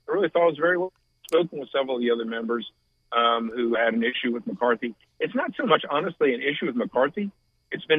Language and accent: English; Raleigh, North Carolina, United States; I grew up in Raleigh